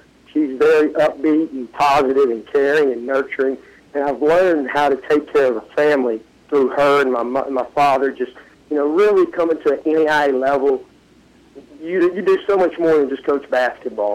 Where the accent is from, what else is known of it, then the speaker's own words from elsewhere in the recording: Ruston, Louisiana, United States; moved away; my family there and going to Ruston High School